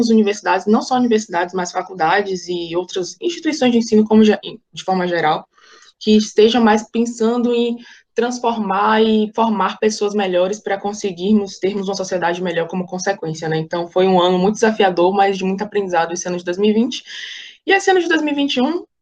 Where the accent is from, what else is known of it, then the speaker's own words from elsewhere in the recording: Salvador, Bahia, Brazil; eu tenho 21 anos, eu sou estudante de direito, nasci e fui criada em Salvador.